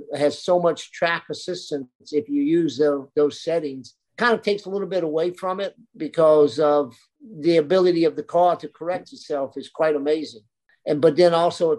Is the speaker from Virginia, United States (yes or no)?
yes; Lynchburg, Virginia, United States; I was born in Lynchburg